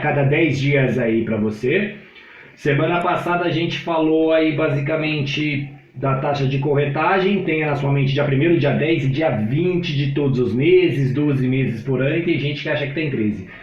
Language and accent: Portuguese; Brazil; eu sou brasileiro